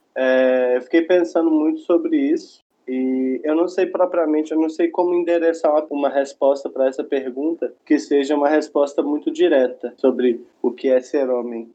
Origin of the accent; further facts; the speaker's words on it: Belo Horizonte, Minas Gerais, Brazil; eu sou é, de Belo Horizonte, Minas Gerais